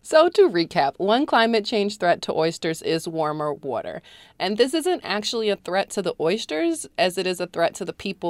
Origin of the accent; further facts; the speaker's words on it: New Orleans, Louisiana, United States; I'm a comedian. I was born and raised in New Orleans.